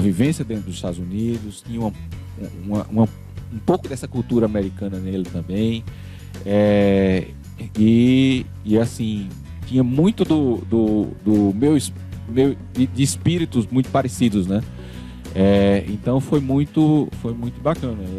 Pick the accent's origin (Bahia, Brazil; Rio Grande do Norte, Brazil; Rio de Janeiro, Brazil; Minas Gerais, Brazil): Rio Grande do Norte, Brazil; Natal; eu nasci em Natal, fui criado em Natal